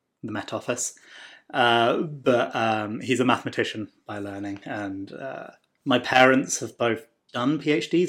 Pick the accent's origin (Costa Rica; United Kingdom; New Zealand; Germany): United Kingdom; south of England; moved away as an adult; also born or lived in Norwich, England; now in Bay Area, California, United States; I'm from England, from the south of England